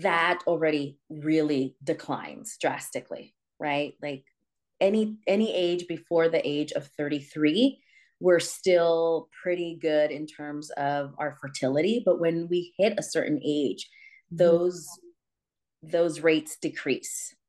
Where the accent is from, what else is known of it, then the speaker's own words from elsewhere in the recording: San Francisco, California, United States; I'm from San Francisco, Mission District